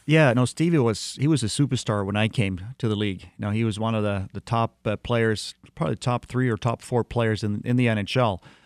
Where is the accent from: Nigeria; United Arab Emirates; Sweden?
Sweden; moved away as an adult; also born or lived in Detroit area, Michigan; as a little kid, uh, growing up in Sweden